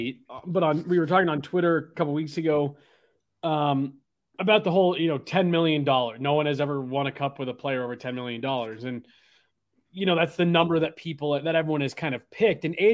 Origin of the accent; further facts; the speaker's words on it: Denver, Colorado, United States; being a kid growing up in Denver